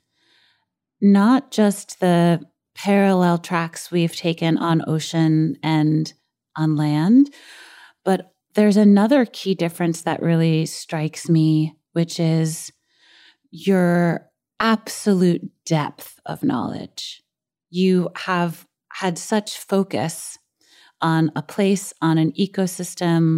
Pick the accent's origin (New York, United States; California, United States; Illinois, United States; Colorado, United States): New York, United States; New York City; a girl who grew up in Brooklyn